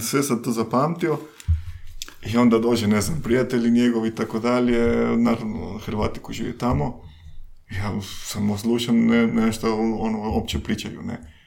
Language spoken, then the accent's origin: Croatian; Mexico; Croatian is a second language; moved away as an adult; also born or lived in London, United Kingdom / Spain / Austria; now in Croatia; ja sam iz, iz, iz Mehika, iz Meksika